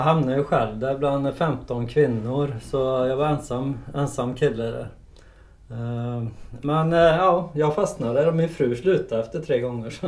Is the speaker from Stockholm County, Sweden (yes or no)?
no; Trollhättan, Västra Götaland, Sweden; född och uppvuxen i Trollhättan